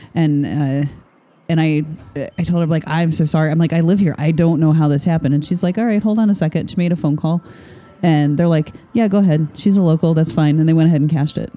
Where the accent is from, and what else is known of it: Michigan, United States; born or raised there; moved away